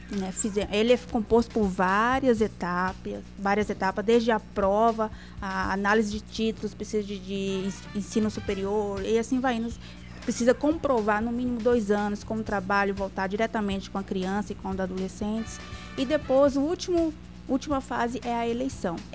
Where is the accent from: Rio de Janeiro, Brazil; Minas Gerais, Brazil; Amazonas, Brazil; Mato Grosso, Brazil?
Mato Grosso, Brazil; also born or lived in Piranhas, Goiás; ah, só que eu cresci em Mato Grosso, né?